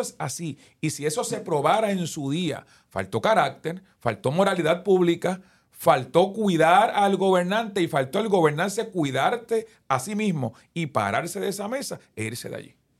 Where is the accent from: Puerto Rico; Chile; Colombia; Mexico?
Puerto Rico; Guaynabo; aquí en Guaynabo, en mi pueblo